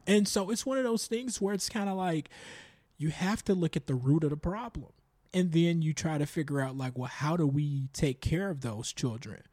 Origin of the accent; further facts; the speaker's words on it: Chicago, Illinois, United States; growing up in the South Suburbs of Chicago, predominantly Black